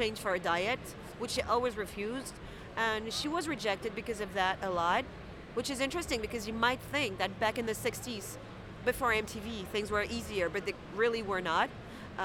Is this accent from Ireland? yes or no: no; France; I come from France